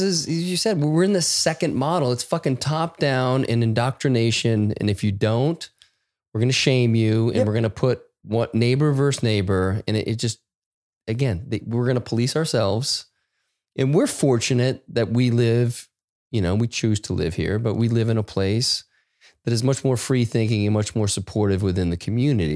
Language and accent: English; United States; I felt this shame about being an American